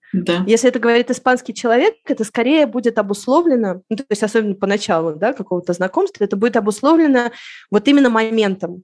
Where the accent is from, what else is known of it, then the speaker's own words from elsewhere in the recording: Moscow, Russia; moved away as an adult; now in Madrid, Spain; я в Москву, Москву уже не, не чувствую своим домом. Это моя родина